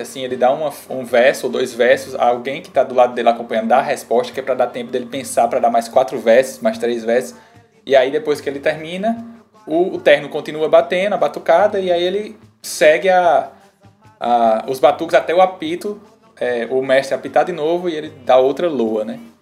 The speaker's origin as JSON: {"language": "Portuguese", "town": "Campina Grande", "region": "Paraíba", "country": "Brazil", "lives_now": "João Pessoa, Brazil", "said": "eu sou paraibano, né, de Campina Grande. Moro em João Pessoa"}